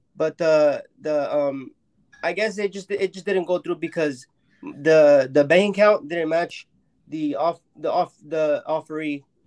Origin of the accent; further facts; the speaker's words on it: Mexico; I'm from Mexico